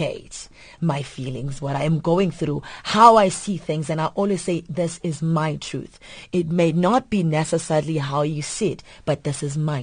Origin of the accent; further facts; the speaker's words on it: South Africa; I was born in South Africa